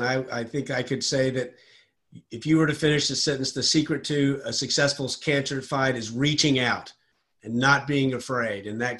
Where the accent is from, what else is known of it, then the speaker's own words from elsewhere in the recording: the South, United States; We're folks from the South.